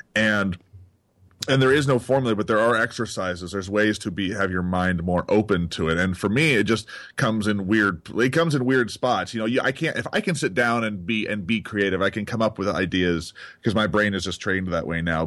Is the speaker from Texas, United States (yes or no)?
yes; Texas, United States; moved away; I grew up in Texas